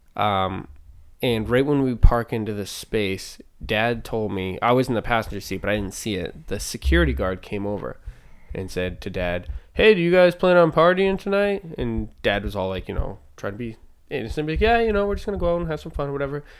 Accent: Manchester, New Hampshire, United States; I'm born in Manchester, New Hampshire

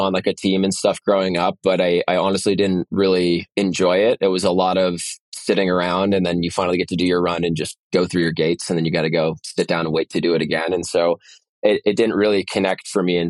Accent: San Francisco, California, United States; I grew up in San Francisco

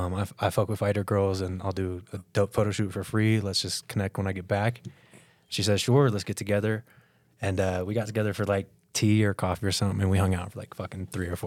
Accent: Florida, United States; moved away as an adult; now in Aurora, United States; Born and raised in Florida, but I've been out here for about 8 years, 7 or 8 years.

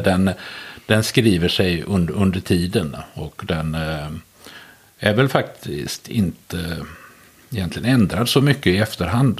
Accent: Västergötland, Västra Götaland, Sweden; Jag är född och uppvuxen i Västergötland och har i stort sett aldrig bott någon annanstans

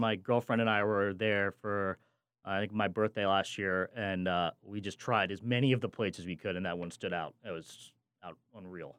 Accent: New Jersey, United States; I grew up in the Central Jersey area

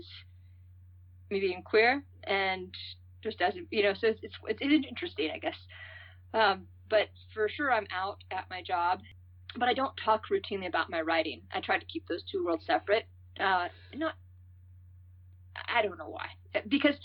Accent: San Francisco, California, United States; moved away as an adult; also born or lived in Santa Cruz; now in Colorado, United States; I was born in the Bay Area, San Francisco area, and my family's been there in on both sides for five generations

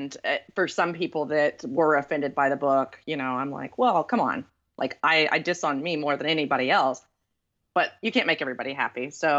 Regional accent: Texas, United States; So I grew up in East Texas area

